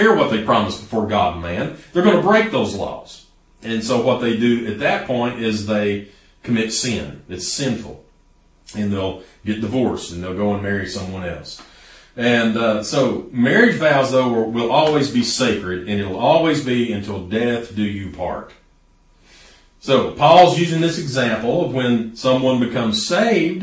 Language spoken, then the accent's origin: English; East Tennessee, United States; here in East Tennessee. We're a lot like that. We're stubborn people